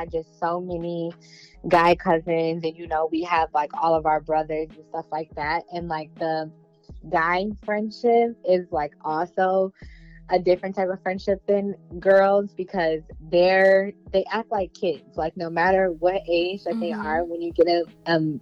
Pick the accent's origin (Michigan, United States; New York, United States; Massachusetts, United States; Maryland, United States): Michigan, United States; Detroit; growing up in Detroit, Michigan, we were very close-knit